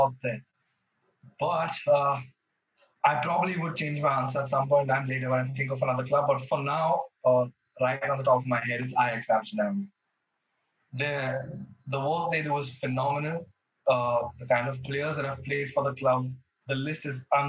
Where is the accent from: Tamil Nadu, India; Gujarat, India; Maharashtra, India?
Maharashtra, India; Mumbai; moved away as an adult; now in Bangalore, India; born and brought up in Bombay